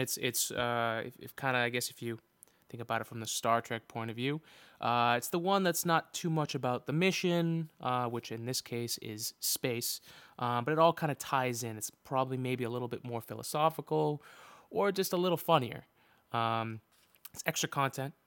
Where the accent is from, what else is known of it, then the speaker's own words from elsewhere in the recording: Boston, Massachusetts, United States; as a Bostonian